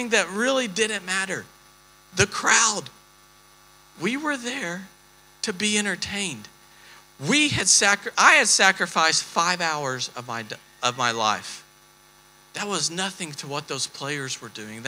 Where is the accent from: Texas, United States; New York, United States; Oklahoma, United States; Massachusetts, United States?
Texas, United States; we're from Texas